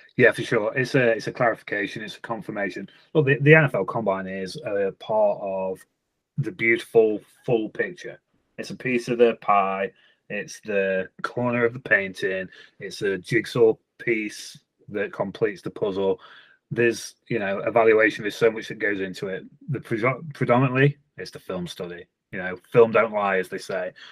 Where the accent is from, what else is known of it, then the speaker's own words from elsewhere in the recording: England, United Kingdom; I'm an English guy